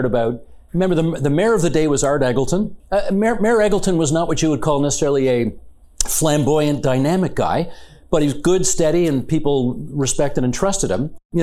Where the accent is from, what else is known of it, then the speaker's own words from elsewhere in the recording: Hamilton, Ontario, Canada; my hometown newspaper, the Hamilton Spectator